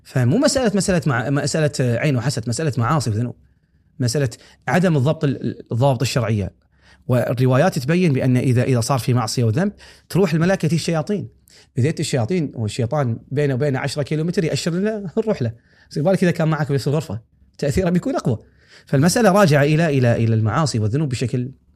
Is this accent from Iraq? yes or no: no; Kuwait; هني عندنا